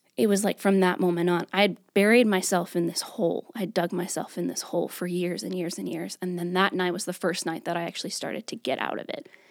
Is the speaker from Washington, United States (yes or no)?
no; New York, United States; moved away as an adult; now in Greensboro, United States; I'm originally from New York.